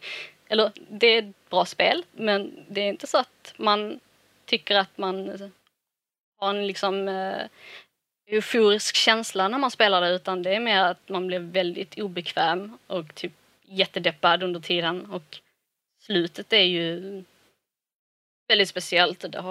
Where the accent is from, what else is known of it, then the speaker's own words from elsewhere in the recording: Malmö, Skåne, Sweden; Alltså, jag är ju bara från Malmö.